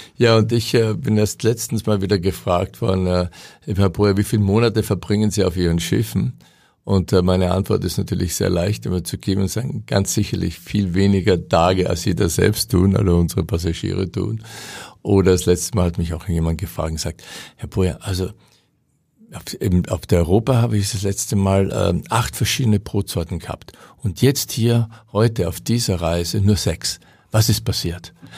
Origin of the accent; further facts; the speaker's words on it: Austria; moved away; muss ich ganz bescheiden als Österreicher sagen